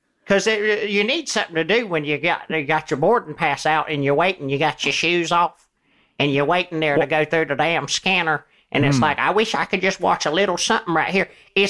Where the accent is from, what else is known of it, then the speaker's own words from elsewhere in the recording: Georgia, United States; accent: Southern; I'm from Georgia.